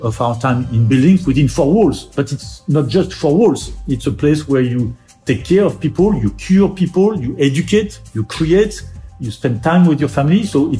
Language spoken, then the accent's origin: English; Normandy, France; I grew up in Normandy from a family of doctors